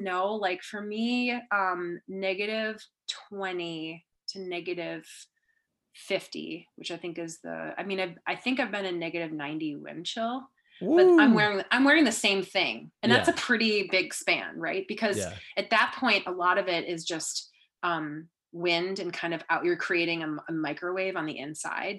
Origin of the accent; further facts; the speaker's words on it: Minnesota, United States; I'm from Minnesota.